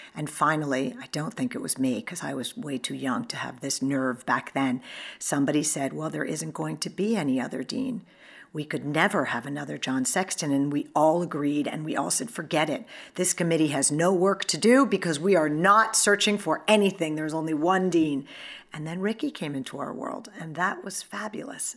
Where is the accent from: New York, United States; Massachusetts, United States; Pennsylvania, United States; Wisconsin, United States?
New York, United States; I'm a New Yorker